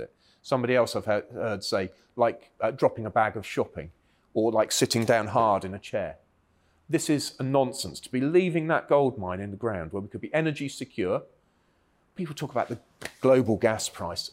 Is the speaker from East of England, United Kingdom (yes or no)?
no; Cornwall, South West England, United Kingdom; I grew up in Cornwall where it, there was hard rock mining for, for tin